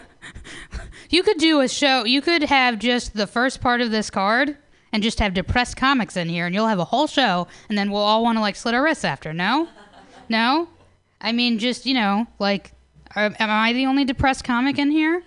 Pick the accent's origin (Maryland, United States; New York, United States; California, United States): New York, United States; now in San Francisco, United States; New York